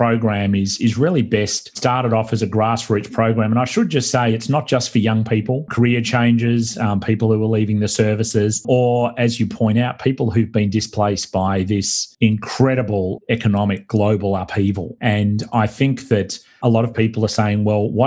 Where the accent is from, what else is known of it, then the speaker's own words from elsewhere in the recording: Australia; accent: Australian; now in United States; my homeland, Australia, I'm not from Brooklyn. This is not a Brooklyn accent. This is an Australian accent.